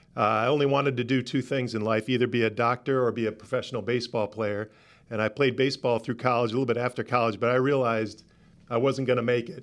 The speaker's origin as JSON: {"language": "English", "town": "Rochester", "region": "New York", "country": "United States", "also_born_or_lived": "Atlanta", "moved": "yes", "said": "I'm originally from Rochester, New York"}